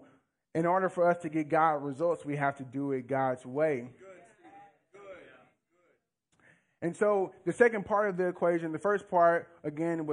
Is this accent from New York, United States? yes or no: no; Louisiana, United States; moved away as an adult; now in Northwest Arkansas, United States; I'm not from here. I'm from Louisiana. And so I moved here around 3.5-4 years ago.